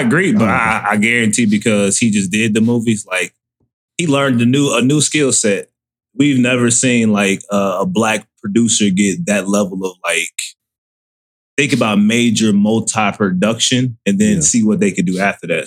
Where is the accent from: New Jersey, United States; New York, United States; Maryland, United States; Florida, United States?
Florida, United States; moved away; I was born in Florida, so I spent a lot of time like in South Florida